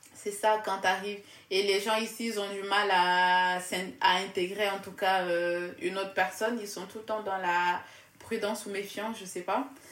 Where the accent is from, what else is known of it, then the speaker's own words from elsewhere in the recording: Casamance, Senegal; moved away as an adult; now in France; je viens du sud du Sénégal